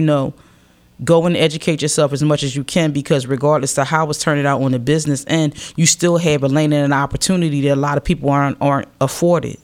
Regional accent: Philadelphia, Pennsylvania, United States; I represent Philadelphia because I'm a Philadelphian.

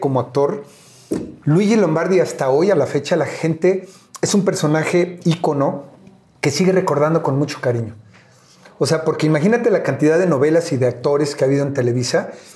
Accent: Mexico City, Mexico; no solamente vivía, yo nací en Iztapalapa

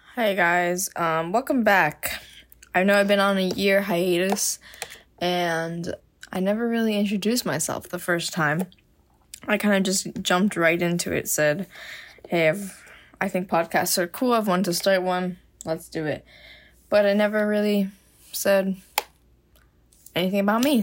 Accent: Miami, Florida, United States; moved away as an adult; now in Gainesville, United States; I am from Miami, Florida

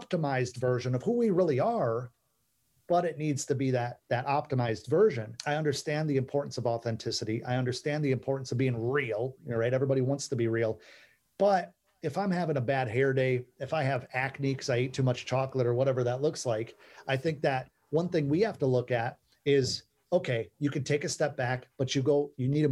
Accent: Midwest, United States; Where I grew up in the Midwest, my parents believed in me kind of blindly

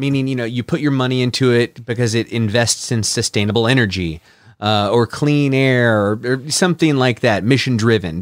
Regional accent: Midwest, United States; also born or lived in Saint Louis; we're from the Midwest

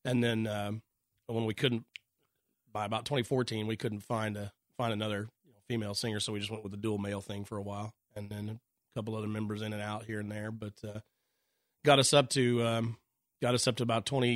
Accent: Oklahoma, United States; we were all from different parts of the state

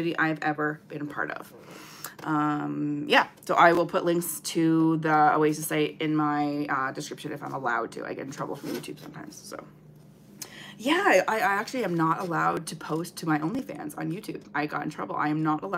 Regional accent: Canada; I'm Canadian

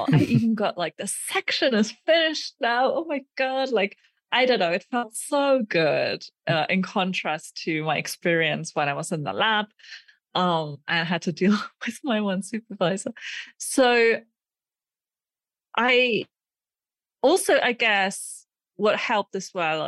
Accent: Germany; moved away as an adult; also born or lived in Aachen, Germany / Sweden; now in Prague, Czech Republic; I currently live in the Czech Republic in Prague. And I grew up in Germany, where I also did my undergraduate

